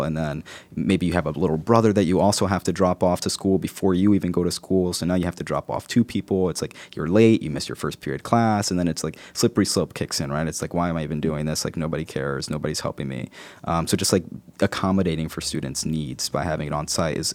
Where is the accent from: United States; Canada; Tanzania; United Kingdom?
United States; Newark, New Jersey; growing up in Newark was something that I always attribute to, you know, characteristics like resilience, hope, passion.